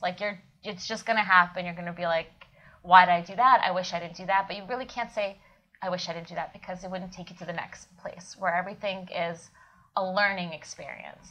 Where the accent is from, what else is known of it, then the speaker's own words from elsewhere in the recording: Kyiv, Ukraine; moved away; I was born in Kiev, Ukraine